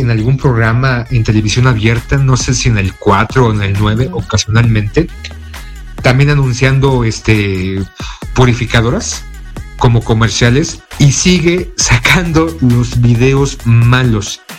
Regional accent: Mexico; nuestro ufólogo de cabecera aquí en México

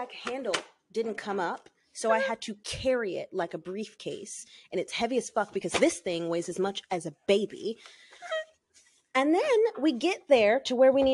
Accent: the South, United States; moved away as an adult; I'm from the South.

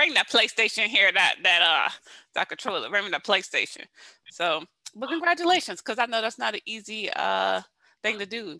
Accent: United States; as an American

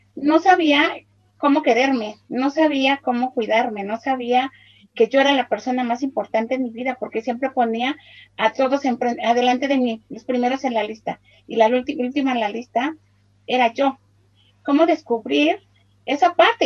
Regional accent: Mexico; soy de México

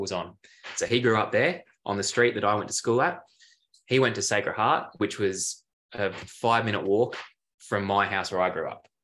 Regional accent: Adelaide, South Australia, Australia; moved away as an adult; also born or lived in Geelong, Victoria; we ended up moving from Adelaide, my hometown

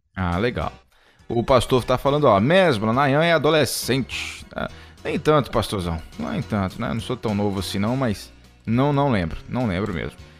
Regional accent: Itarantim, Bahia, Brazil; also born or lived in Vitória da Conquista; eu sou de Itarantim, na Bahia, né? Fui criado lá. Nasci em Vitória da Conquista, mas fui criado em Itarantim.

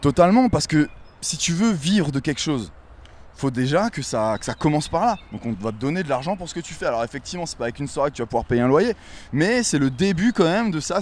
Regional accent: Wissembourg, Grand Est, France; moved away as an adult; also born or lived in New York; j'ai grandi à Wissembourg, cette petite bourgade de sept mille habitants, euh, au nord de l'Alsace.

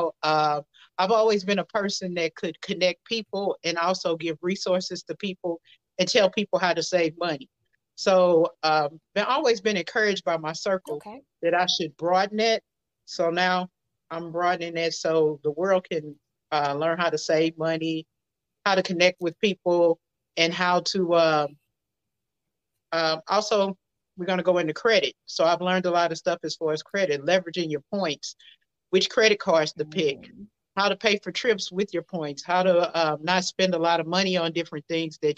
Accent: St. Louis, Missouri, United States; now in Houston, United States; I'm originally from St. Louis. I'm residing in the Houston area right now

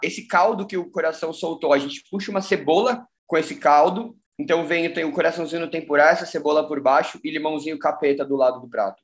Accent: São Paulo, Brazil; also born or lived in Belo Horizonte; eu sou de São Paulo

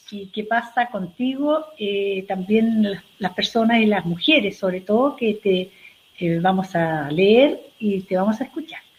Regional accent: Osorno, Los Lagos, Chile; No tenía idea, yo soy de Osorno y no

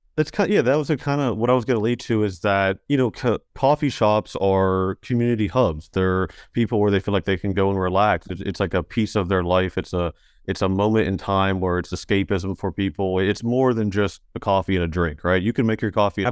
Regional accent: Mink Shoals / Elkview area, Elk River, West Virginia, United States; I'm from Ming Shoal's L two area

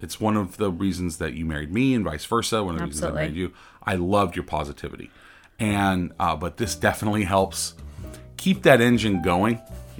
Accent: California, United States; we understand that we're from California, we have accents just like everybody else

